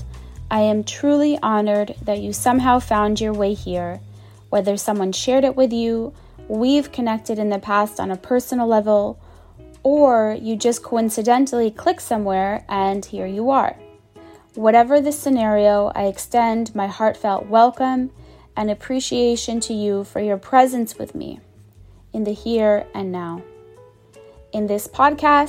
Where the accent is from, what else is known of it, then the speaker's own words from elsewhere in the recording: Boston, Massachusetts, United States; moved away; the house I grew up in Boston